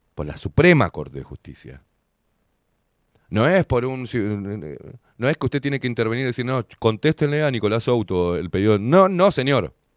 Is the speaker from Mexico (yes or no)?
no; Uruguay; todos los que vivimos en este fucking país